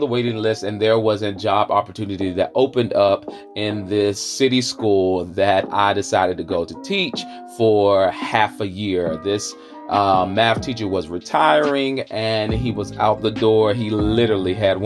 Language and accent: English; Charlotte, North Carolina, United States; accent: Southern